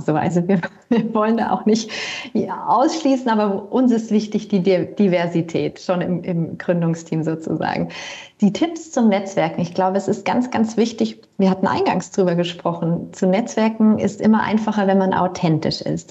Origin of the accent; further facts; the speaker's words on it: Bavaria, Germany; moved away as an adult; also born or lived in Berlin / Lake Constance; ich komme ursprünglich aus Bayern